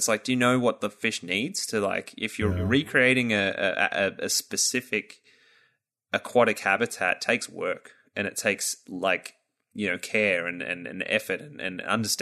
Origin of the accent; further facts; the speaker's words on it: Australia; as an Australian